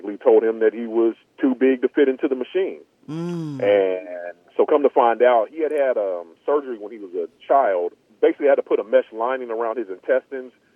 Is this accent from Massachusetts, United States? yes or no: no; Bakersfield, California, United States; moved away as an adult; also born or lived in Atlanta / Mississippi; I was born and raised in Bakersfield, California